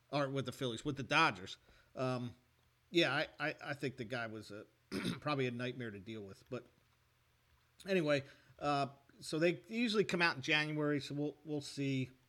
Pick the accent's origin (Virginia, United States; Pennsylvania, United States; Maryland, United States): Maryland, United States; I guess you know growing up in Maryland, I, I guess you know Brooks Robinson was at the whatever